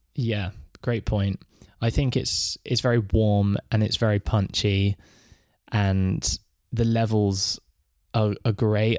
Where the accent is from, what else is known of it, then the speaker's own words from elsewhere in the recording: England, United Kingdom; I'm from England